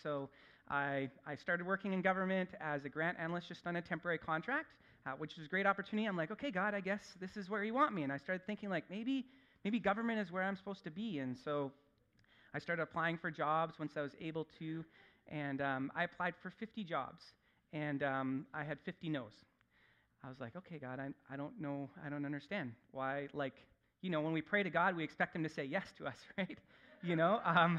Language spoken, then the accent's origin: English; Salmon Arm, British Columbia, Canada; moved away as an adult; also born or lived in Saskatchewan / Philippines; like I said. I'm an Okanagan boy. I grew up in Salmon Arm, so just a little bit north of here.